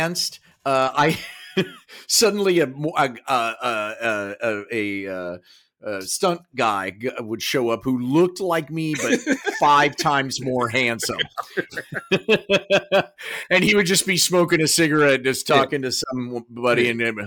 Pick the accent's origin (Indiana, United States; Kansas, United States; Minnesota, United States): Kansas, United States; moved away; we grew up in Kansas